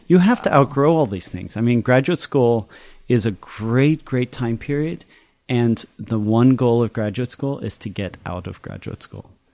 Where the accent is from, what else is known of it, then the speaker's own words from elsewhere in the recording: United States; also born or lived in Paris, France / Chicago / East Coast; I was born in Paris and grew up in France, my sister and I, and then we moved here when I was five. And then we did our schooling in the U S. uh, in Chicago and then the East Coast